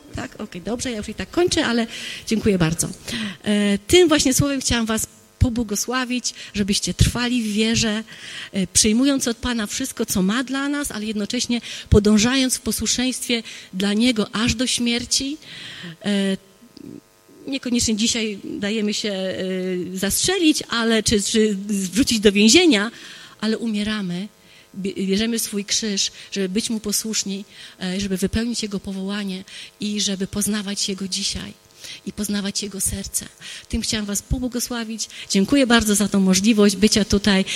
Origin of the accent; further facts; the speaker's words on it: Wrocław, Lower Silesian Voivodeship, Poland; moved away as an adult; also born or lived in United States; Ja się wychowałam, jestem rodowitą wrocławianką, wychowałam się tutaj